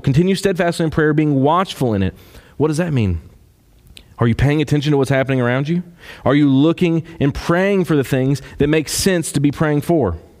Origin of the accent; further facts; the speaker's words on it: Kentucky, United States; I'm from Kentucky